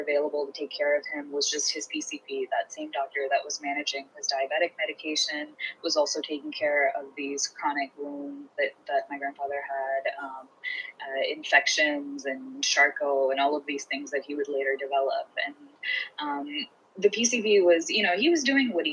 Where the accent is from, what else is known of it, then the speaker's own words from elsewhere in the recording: Houston, Texas, United States; also born or lived in India; I'm from Houston, Texas